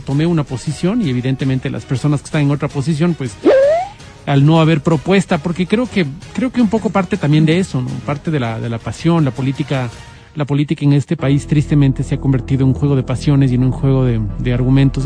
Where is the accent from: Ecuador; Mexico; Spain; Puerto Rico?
Ecuador; Quito, Pichincha; como quiteños